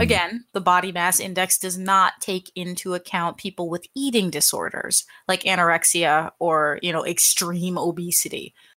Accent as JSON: {"language": "English", "country": "United States", "said": "I'm American"}